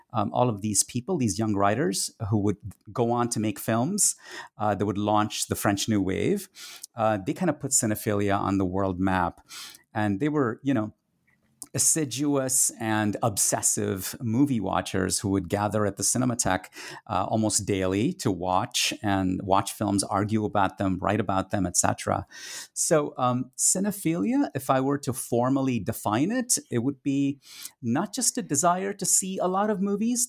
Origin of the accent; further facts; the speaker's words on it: Kolkata, West Bengal, India; first language Tamil; English is a second language; moved away; a teenage cinephile growing up in India in the 1980s